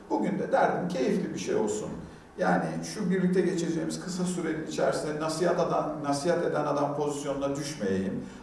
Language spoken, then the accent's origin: Turkish; Antakya, Hatay, Turkey; born there; Ben 1974 yılında Hatay Antakya'da doğdum.